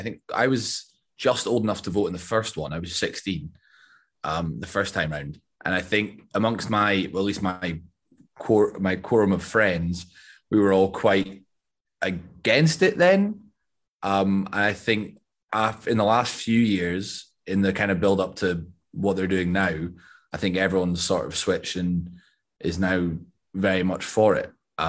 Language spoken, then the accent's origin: English; Scotland, United Kingdom; I would say I'm Scottish